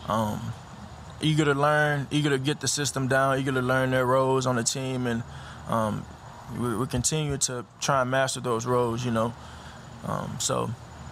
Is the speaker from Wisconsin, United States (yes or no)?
no; Houston, Texas, United States; moved away as an adult; now in Philadelphia, United States; I'm from Houston